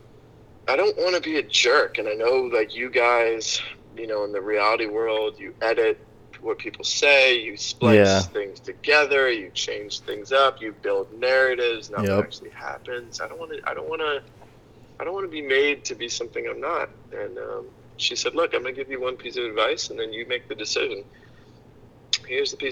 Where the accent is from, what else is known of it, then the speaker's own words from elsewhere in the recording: Hilton Head Island, South Carolina, United States; I grew up on Hilton Head Island, South Carolina